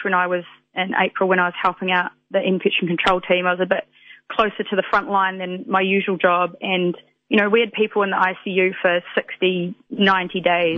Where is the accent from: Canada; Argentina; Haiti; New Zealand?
New Zealand; West Otago; moved away as an adult; also born or lived in Invercargill, New Zealand; now in London, United Kingdom; I'm from West Otago, but I was last working in in Invercargill before I left and came over to London